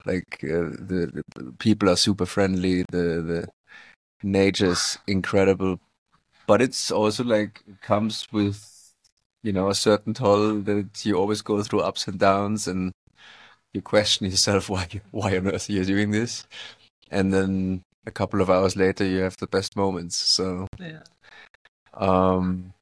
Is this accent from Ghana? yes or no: no; small town in the Alps, Bavaria, Germany; moved away as an adult; now in Dubai, United Arab Emirates; I'm from originally from Germany. Small town in the Alps